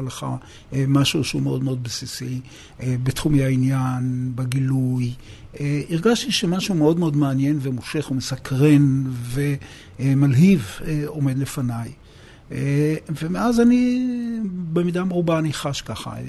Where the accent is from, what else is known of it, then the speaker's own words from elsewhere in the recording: Beersheba, Southern District, Israel; moved away as an adult; now in Jerusalem, Israel; נולדתי בבאר שבע, גדלתי בבאר שבע, והגעתי לירושלים במסגרת השירות הצבאי שלי